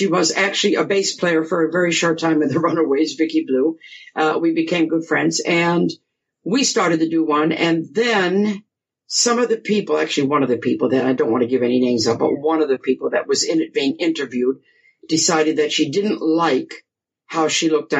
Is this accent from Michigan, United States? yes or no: yes; Grosse Pointe Woods, Michigan, United States; accent: American; moved away as an adult; now in England; I was born and raised in Grosse Pointe Woods, you know, suburb, and then we moved to Grosse Pointe Farms when I was about 14